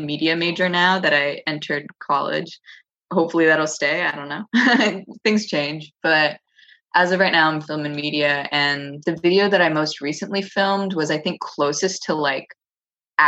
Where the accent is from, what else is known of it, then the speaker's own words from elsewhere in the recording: Los Angeles, California, United States; born and raised here